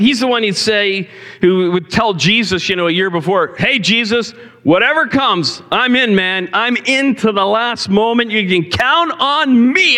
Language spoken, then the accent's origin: English; Cambridge, Ontario, Canada; on a busy highway where I grew up in Cambridge